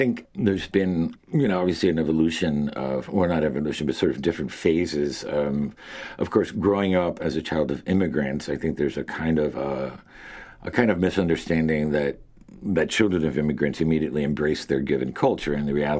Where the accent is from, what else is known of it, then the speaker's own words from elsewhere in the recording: Miami, Florida, United States; moved away as an adult; also born or lived in Cuba / Hartford; growing up in Miami is so culturally isolated and so monolithic. I mean, 90% of my schoolmates were Cuban and with parents and like my parents with all very similar stories.